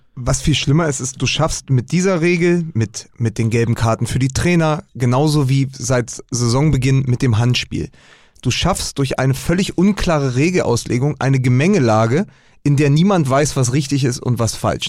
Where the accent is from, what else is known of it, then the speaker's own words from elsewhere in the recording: Berlin, Germany; Ich bin ja aus Spandau.